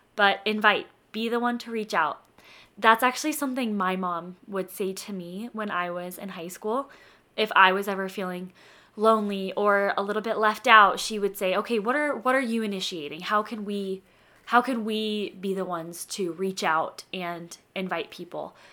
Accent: Denver, Colorado, United States; now in Utah, United States; I'm from Denver

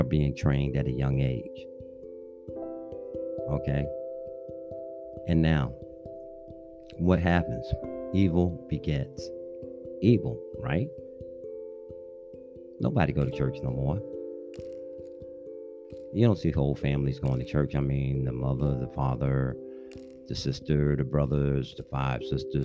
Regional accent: New York City, New York, United States; I'm a New Yorker. I grew up playing skelly, stickball, stuff like

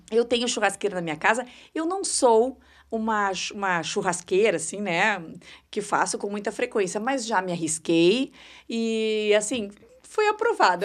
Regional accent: São Sepé, Rio Grande do Sul, Brazil; now in Porto Alegre, Brazil; Sou de São Cepé, isso aí, na região central do estado

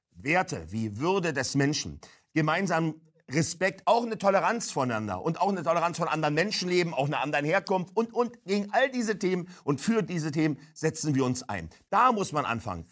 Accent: Berlin, Germany; Ich komme aus Berlin-Neukölln, hört man ja unschweigerlich

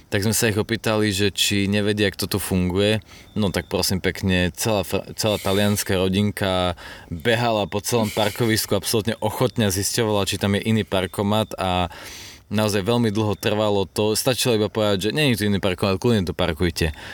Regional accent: Slovakia; sme zo Slovenska

